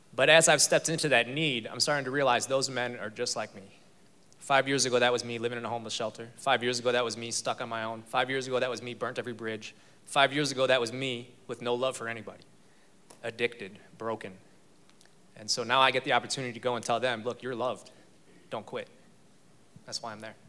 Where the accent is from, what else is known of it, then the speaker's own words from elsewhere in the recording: Chicago, Illinois, United States; moved away as an adult; now in Texas, United States; I'm from Chicago.